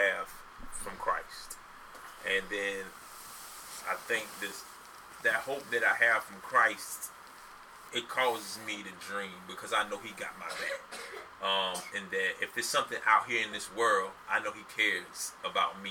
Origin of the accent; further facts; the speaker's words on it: St. Augustine, Florida, United States; St. Augustine is my hometown